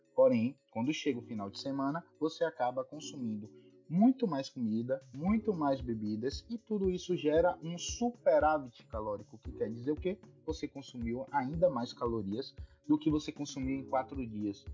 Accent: Bahia, Brazil; sou aqui da Bahia

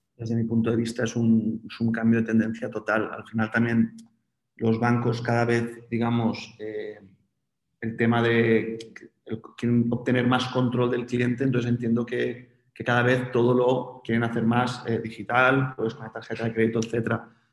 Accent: Spain; En España somos un país muy afín a las criptomonedas

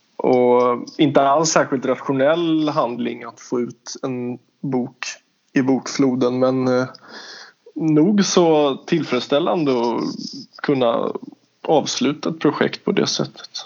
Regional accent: Stockholm, Stockholm County, Sweden; jag är ju från Stockholm

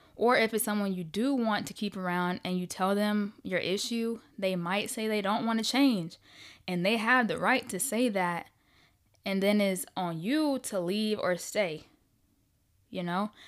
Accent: Riverdale, Georgia, United States; also born or lived in Ohio; I was born in Ohio, but I was raised on the south side of Atlanta, gang, gang, Riverdale all day, baby.

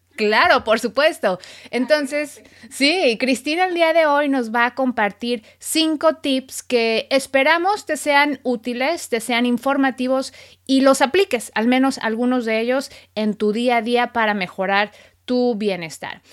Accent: Mexico; now in United States; soy periodista mexicana, radicada en Estados Unidos

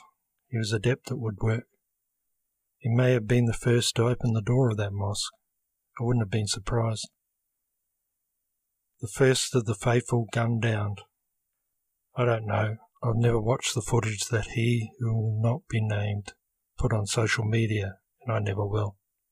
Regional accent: Christchurch, Canterbury, New Zealand; When I was growing up in Christchurch, I didn't know about Islam.

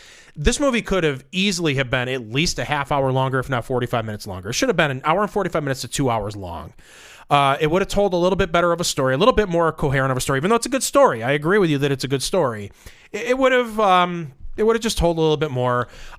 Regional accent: Endicott, New York, United States; It reminds me of growing up in Endicott, New York, which is where I'm from. It just reminds me of the streets that I grew up on.

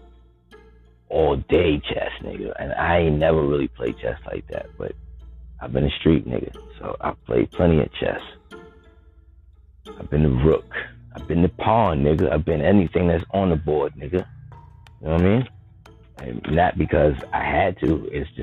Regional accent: New York City, New York, United States; I'm from the Bronx.

